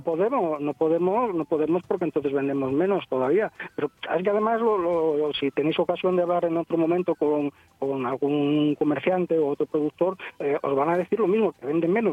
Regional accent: Asturias, Spain; somos todos asturianos

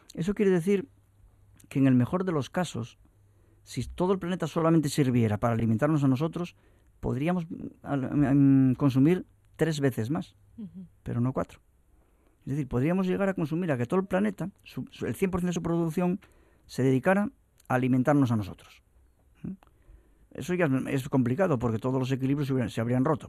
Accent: Asturias, Spain; los que no solamente hablamos asturiano y somos asturianos

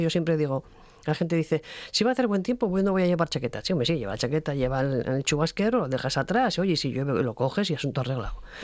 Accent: Asturias, Spain; gente de mi tierra

